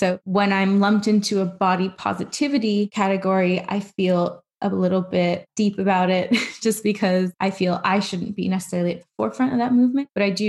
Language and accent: English; Pakistan; that's not to say that I don't have a great relationship to my culture as like a Pakistani person in terms of the music I listen to there